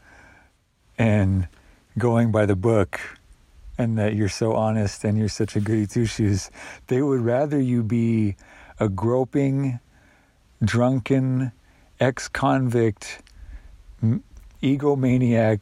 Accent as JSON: {"language": "English", "country": "United States", "said": "as an American"}